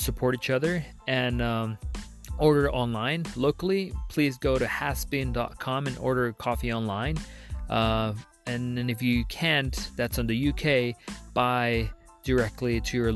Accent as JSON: {"language": "English", "country": "Guatemala", "said": "from Guatemala"}